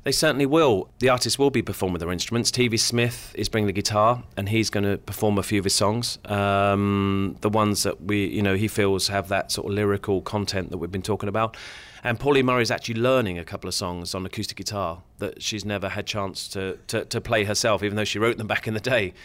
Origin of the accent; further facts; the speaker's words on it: Luton, East of England, United Kingdom; I grew up in Luton